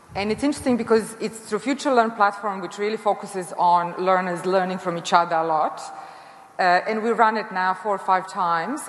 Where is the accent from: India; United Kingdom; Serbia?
Serbia; moved away as an adult; also born or lived in United States; now in Australia; I come from Serbia originally, and I grew up in socialism, cooperative socialism